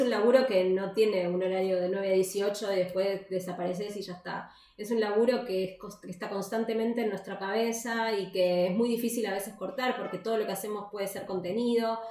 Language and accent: Spanish; Buenos Aires, Argentina; moved away as an adult; now in Alicante, Spain; nosotros somos de Buenos Aires, nunca vivimos al lado del mar.